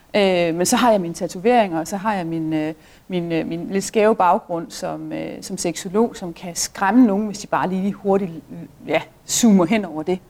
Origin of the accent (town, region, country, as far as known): Denmark